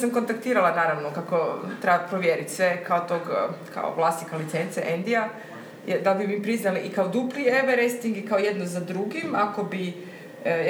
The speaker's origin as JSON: {"language": "Croatian", "town": "Korčula", "region": "Dubrovnik-Neretva County", "country": "Croatia", "said": "kad smo se doselili iz Korčule, Onda dok smo preuređivali stan na Trešnici, smo tu bili u renti godinu dana."}